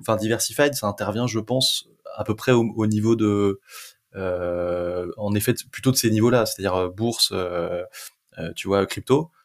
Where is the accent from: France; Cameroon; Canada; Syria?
France; on est français